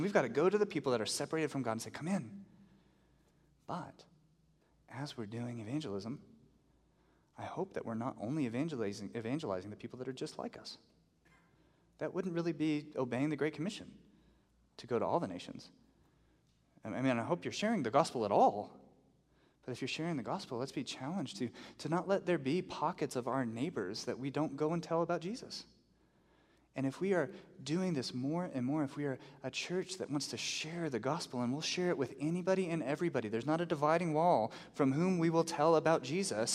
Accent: the South, United States; now in Albuquerque, United States; I grew up in the South

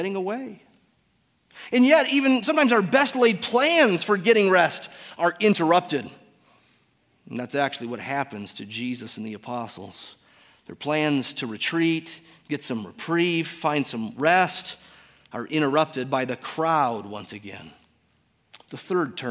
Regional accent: Detroit, Michigan, United States; moved away; I'm from Detroit

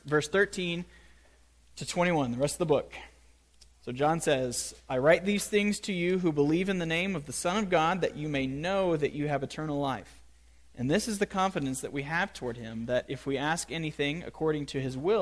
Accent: United States; we Americans love to talk about faith

